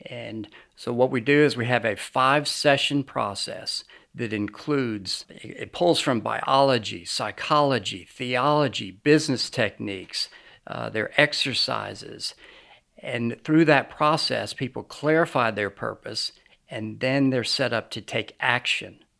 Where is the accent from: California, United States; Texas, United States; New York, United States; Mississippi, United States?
New York, United States; also born or lived in Lynchburg, Virginia; I was born in Lynchburg, Virginia, but I basically grew up outside of New York City. Uh, I've lost my accent, as you can probably tell.